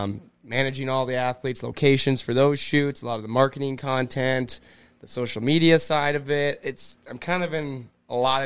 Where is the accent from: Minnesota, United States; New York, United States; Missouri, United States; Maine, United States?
Minnesota, United States; Cloquet; moved away; I'm from Cloquet, Minnesota